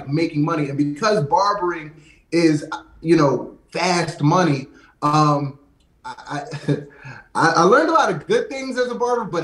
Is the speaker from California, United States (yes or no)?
no; Lansdowne, Pennsylvania, United States; grew up in a small suburb, like right outside of West Philly, in Lansdowne